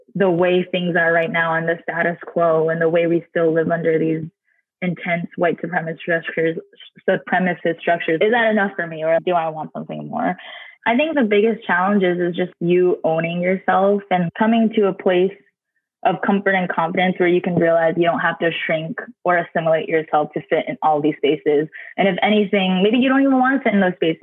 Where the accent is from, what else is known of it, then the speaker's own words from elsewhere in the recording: Virginia, United States; also born or lived in Taiwan; now in Albany, United States; DC, Maryland, Virginia, where I grew up in Virginia.